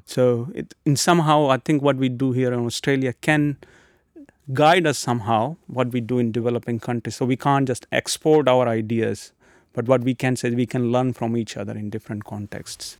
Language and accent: English; India; moved away; I come from India, so I had some good connections in India